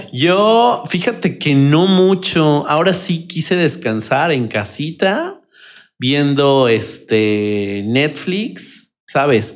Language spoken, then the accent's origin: Spanish; Mexico City, Mexico; los que somos de Ciudad de México, del centro del país